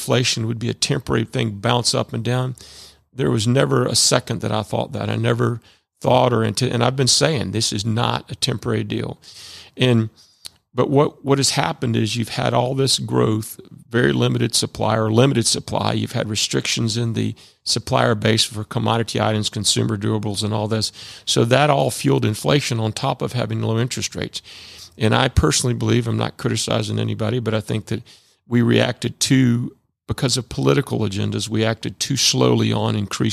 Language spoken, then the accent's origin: English; Chamblee, Georgia, United States; also born or lived in Alpharetta, Georgia; I grew up in Chamblee, Georgia, when Chamblee was way out back in the 50s and 60s.